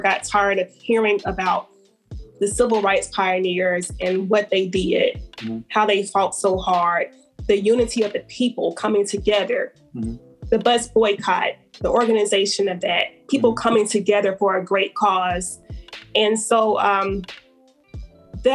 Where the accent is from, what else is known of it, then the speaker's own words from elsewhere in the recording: Alabama, United States; So I have nothing negative to say about my home state.